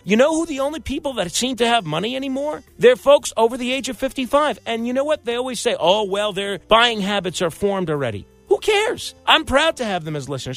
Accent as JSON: {"language": "English", "town": "New York City", "region": "New York", "country": "United States", "tie": "born or raised there", "said": "my hometown in Staten Island"}